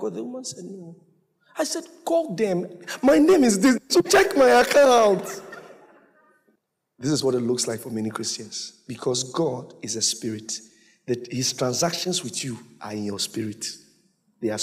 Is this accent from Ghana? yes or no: yes; Ghana; I'm from Ghana.